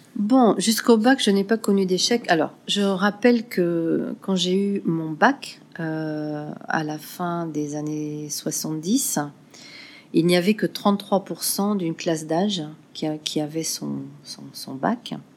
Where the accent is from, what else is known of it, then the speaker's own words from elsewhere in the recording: France; moved away as an adult; also born or lived in Burkina Faso; now in Ouagadougou, Burkina Faso; je suis française et je vis au Burkina depuis 2000